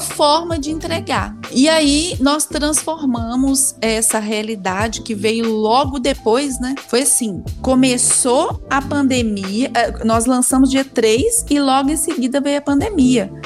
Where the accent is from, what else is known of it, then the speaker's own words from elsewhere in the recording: Belo Horizonte, Minas Gerais, Brazil; now in Pedro Leopoldo, Brazil; Eu nasci em Belo Horizonte, vim para Pedro Leopoldo aos 13 anos de idade